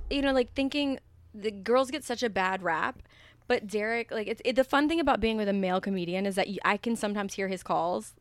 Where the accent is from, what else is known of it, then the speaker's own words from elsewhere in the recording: the South, Texas, United States; moved away as an adult; now in New York, United States; I'm from the South